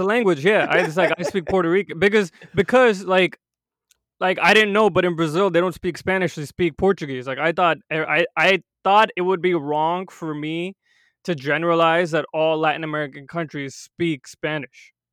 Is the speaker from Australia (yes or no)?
no; India; now in United States; I'm not first generation, I was born in India